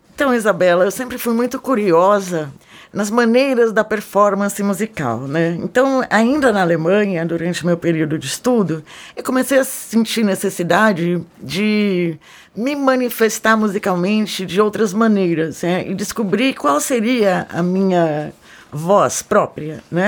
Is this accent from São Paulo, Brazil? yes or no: yes; São Paulo, Brazil; moved away as an adult; also born or lived in Germany; Eu nasci em São Paulo